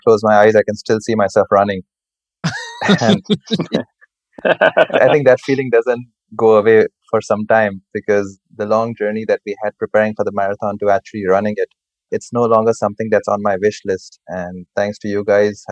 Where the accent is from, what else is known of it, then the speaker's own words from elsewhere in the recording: Dubai, United Arab Emirates; I've been born and brought up in Dubai